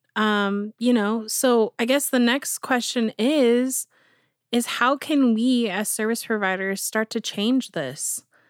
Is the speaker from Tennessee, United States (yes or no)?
no; Avon, Indiana, United States; I grew up in Avon, which is right beside Brownsburg